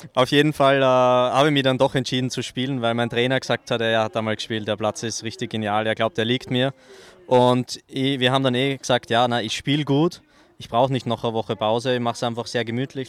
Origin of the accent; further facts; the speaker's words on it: Austria; auch mich als Österreicher